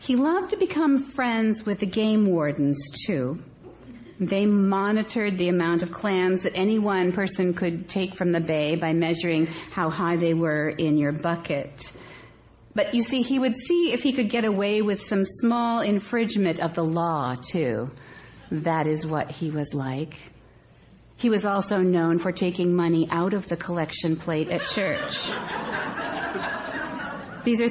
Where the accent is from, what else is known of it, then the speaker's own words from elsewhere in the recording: Cape Cod area, Massachusetts, United States; accent: Cape Cod / Massachusetts (non-rhotic); moved away; We lived in an ocean town, and our lives were always oriented to the sea. And so Dad is sitting at one of our favorite places to eat, and you have to know that coming from the Cape Cod area, I will revert to my real accent.